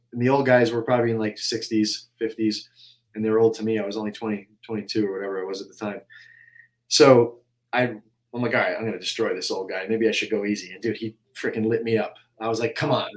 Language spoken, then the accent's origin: English; upstate New York, United States; now in Tampa, United States; upstate New York is where I grew up and trained. And then when I came to Tampa